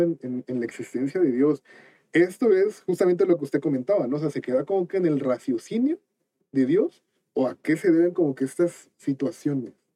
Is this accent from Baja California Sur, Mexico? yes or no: no; Cuernavaca, Morelos, Mexico; yo soy de Cuernavaca